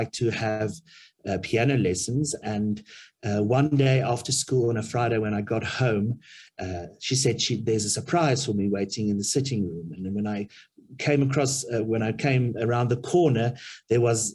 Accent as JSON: {"language": "English", "town": "Middelburg", "region": "Mpumalanga", "country": "South Africa", "tie": "born or raised there", "moved": "yes", "lives_now": "Pretoria, South Africa", "said": "I grew up in Middelburg, in Mpumalanga"}